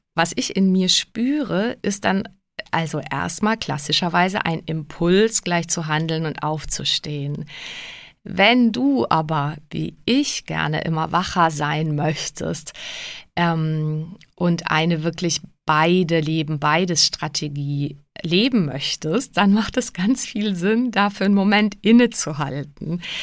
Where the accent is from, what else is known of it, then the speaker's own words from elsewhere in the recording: Prague, Czechia; now in Germany; Ich bin ja Tschechin in Prag geboren